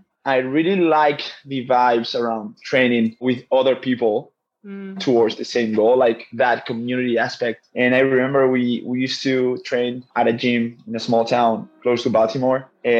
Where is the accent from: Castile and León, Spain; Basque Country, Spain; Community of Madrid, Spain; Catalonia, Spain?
Basque Country, Spain; English is a second language; I'm from a part in Spain in the north called the Basque Country or the Basque region. We speak another language.